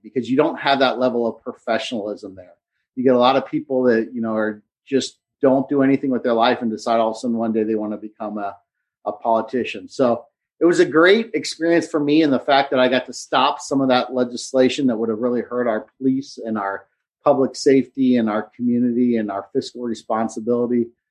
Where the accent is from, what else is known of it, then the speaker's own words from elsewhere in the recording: Cincinnati, Ohio, United States; moved away as an adult; now in Hilton Head, United States; we moved from Cincinnati, where we lived my entire life